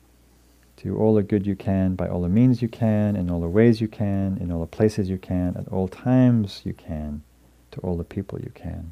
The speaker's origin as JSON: {"language": "English", "country": "United Kingdom", "moved": "as an adult", "lives_now": "United States", "said": "I was also came from England, Northern England, in a working class family."}